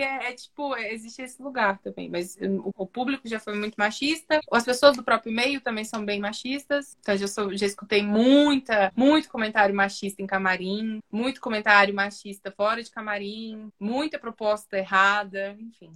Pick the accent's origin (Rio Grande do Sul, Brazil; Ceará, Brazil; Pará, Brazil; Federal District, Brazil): Federal District, Brazil; Brasília; Eu sou de Brasília, sou nascida, nascida em Brasília, mas não morava em Brasília. Brasília, eu morava na periferia